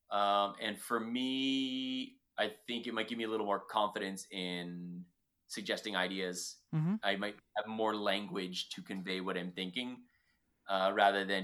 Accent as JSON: {"language": "English", "region": "Ontario", "country": "Canada", "said": "But you're from Ontario. I'm from Ontario. We get it."}